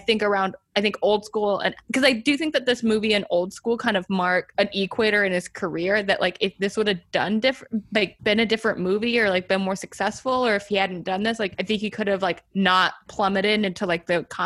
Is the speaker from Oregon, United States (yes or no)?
yes; Portland, Oregon, United States; I'm from Portland where Gus Van Sant is from